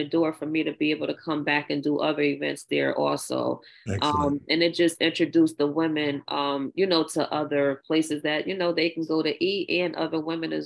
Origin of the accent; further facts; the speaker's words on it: New Orleans, Louisiana, United States; I grew up in New Orleans